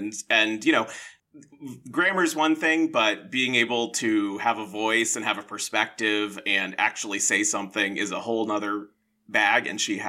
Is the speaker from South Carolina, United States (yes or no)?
yes; South Carolina, United States; I'm from South Carolina. In South Carolina, we would call them palmetto bugs